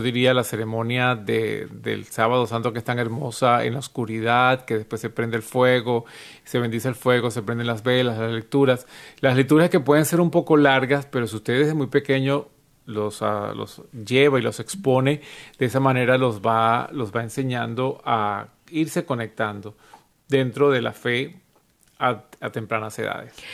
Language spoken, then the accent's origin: Spanish; Venezuela; moved away; en Venezuela de donde yo soy